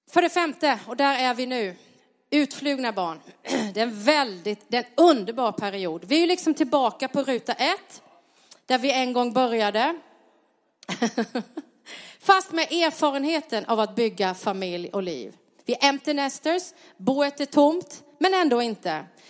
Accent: Sweden; där jag växte upp på lilla Pantaholmen Långa

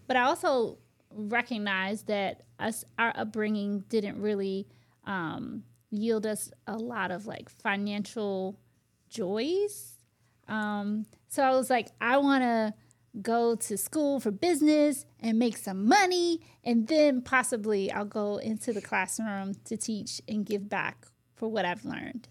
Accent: United States; also born or lived in Virginia; I grew up in the Washington, D C, Maryland area

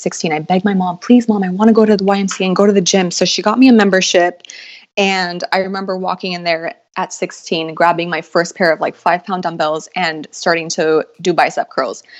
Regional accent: Los Angeles, California, United States; I was born and raised in Los Angeles.

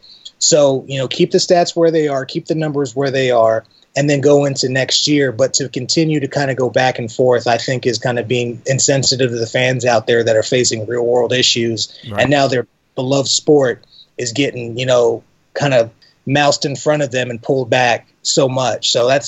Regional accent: Texas, United States; also born or lived in Ipswich, United Kingdom; So I was born in Ipswich. Okay. My family moved to Texas when I was about 1.

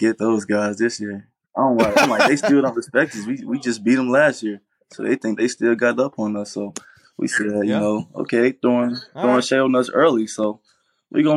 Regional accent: Rocky Mount, North Carolina, United States; I'm from Rocky Mountain, North Carolina, actually, which is about 20 minutes away from Greenville

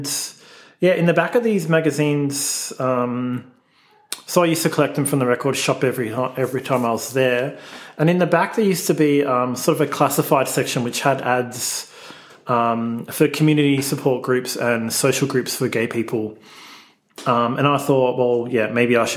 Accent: Melbourne, Victoria, Australia; I grew up in Melbourne, Australia. I grew up in the northern suburbs in the very sort of suburban Bogan area

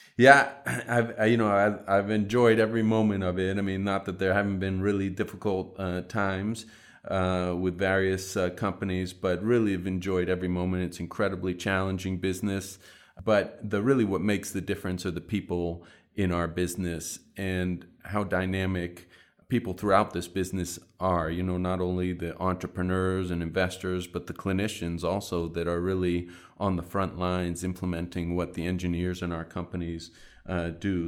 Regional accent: Boston, Massachusetts, United States; back in my hometown of Boston

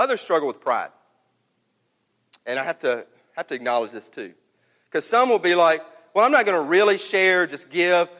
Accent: North Mississippi, United States; I'm from North Mississippi

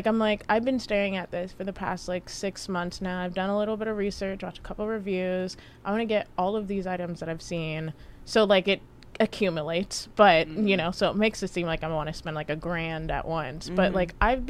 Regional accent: Louisiana, United States; born there; I was born in Louisiana.

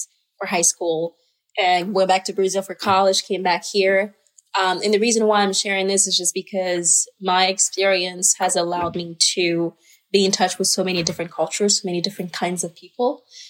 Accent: Côte d’Ivoire; born there; I was born in Ivory Coast

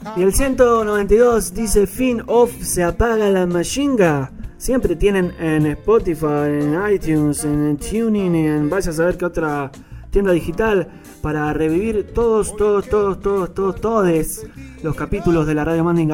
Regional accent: Buenos Aires Province, Argentina; nuestra casa, del oeste, de Gran Buenos Aires es nuestra casa

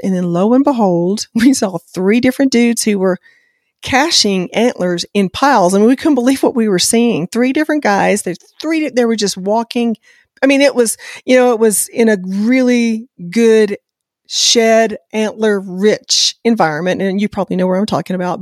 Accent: the South, United States; I'm from the South

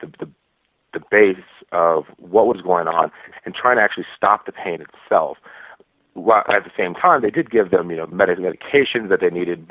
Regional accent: Texas, United States; moved away as an adult; also born or lived in Midwest / Virginia; now in Florida, United States; I'm from Texas, where there's not a lot of DOs

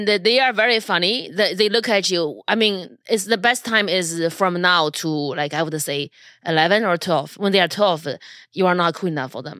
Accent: Japan; I'm from Japan.

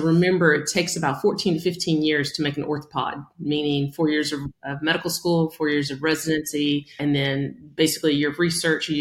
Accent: Denison, Texas, United States; I grew up in Denison, Texas, small town, USA

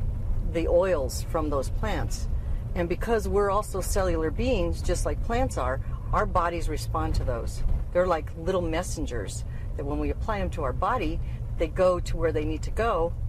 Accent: Santa Fe, New Mexico, United States; moved away as an adult; now in Farmington, United States; I loved growing up in Santa Fe.

